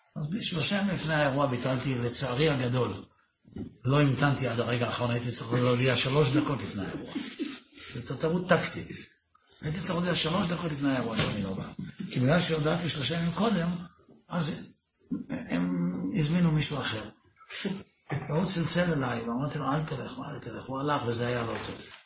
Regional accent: Netanya, Central District, Israel; אני גדלתי בנתניה

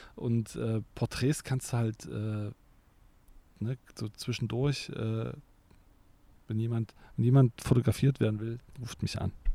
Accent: East Germany, Germany; now in Cologne, Germany; ich ja auch ein Kind des Ostens bin

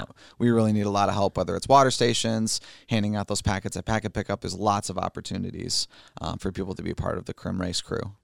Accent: Fenton, Michigan, United States; I grew up in Fenton

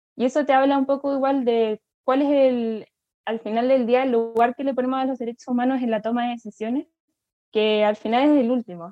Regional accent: Chile; Lo vemos aquí en Chile

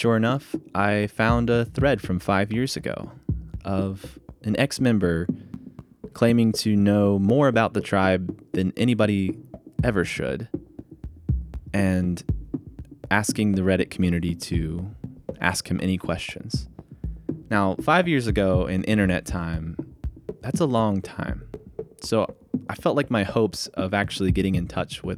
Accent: East Coast, United States; I grew up on the East Coast.

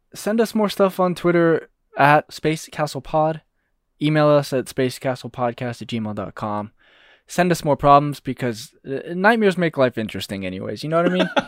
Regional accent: United States; We're American

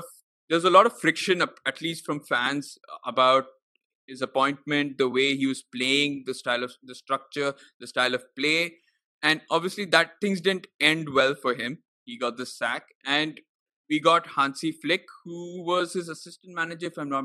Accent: Bengaluru, Karnataka, India; I've also been born up there, but I can never say Bengaluru. I'm always Bangalore

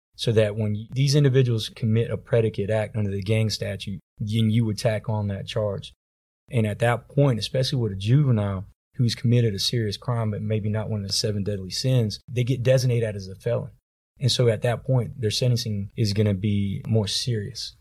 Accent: Tampa, Florida, United States; growing up in Tampa, Florida

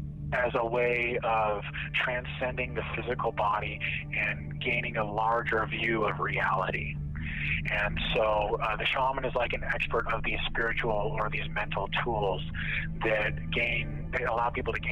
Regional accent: Arizona, United States; I grew up in Arizona, so I've always been interested in it.

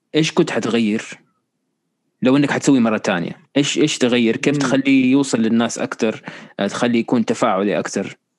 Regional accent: Riyadh, Riyadh Province, Saudi Arabia; انا كنت مولود في الرياض

